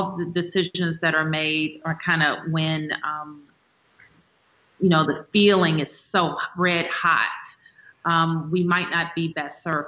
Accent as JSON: {"language": "English", "town": "Washington", "region": "District of Columbia", "country": "United States", "said": "we're less American than people who live across the border from us in Maryland or Virginia"}